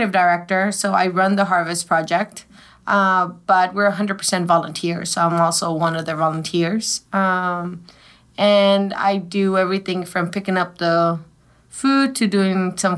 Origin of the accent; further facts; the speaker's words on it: Mexico City, Mexico; now in Dallas, United States; I've been here for 30 years, but I was born in Mexico City. So I consider myself a native.